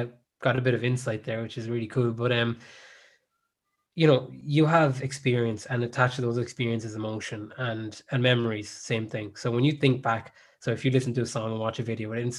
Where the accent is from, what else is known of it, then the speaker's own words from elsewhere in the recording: Ireland; also born or lived in South Africa; I spent most of my life in Ireland and growing up in Ireland